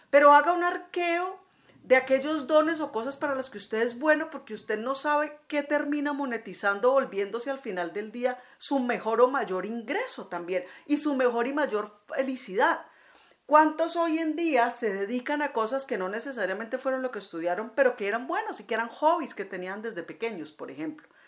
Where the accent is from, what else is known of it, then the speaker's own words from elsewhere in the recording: Colombia; como digo yo aquí en mi tierra, ya en Estico. Bueno, aquí en Colombia es muy tradicional en diciembre buñuelos y natillas